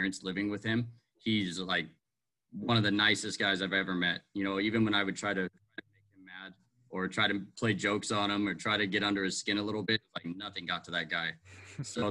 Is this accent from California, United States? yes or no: yes; Riverside, California, United States; I grew up in Riverside, California